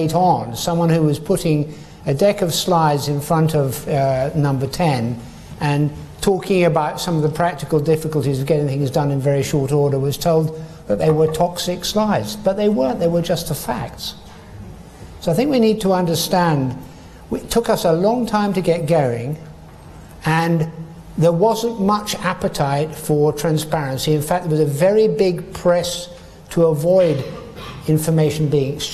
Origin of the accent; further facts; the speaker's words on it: Scotland, United Kingdom; I'm a Scottish Chartered Accountant